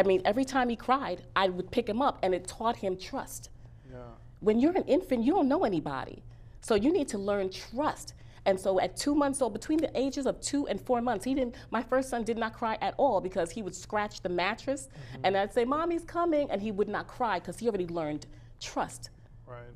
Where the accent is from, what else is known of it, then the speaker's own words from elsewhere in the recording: New York City, New York, United States; I am from Bronx. Bronx, New York